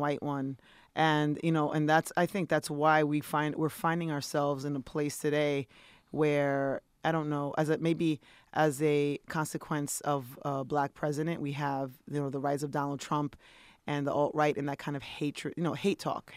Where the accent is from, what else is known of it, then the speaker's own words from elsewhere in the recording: New York City, New York, United States; I'm a Dominican New Yorker. I'm a New Yorker, which is like a dying breed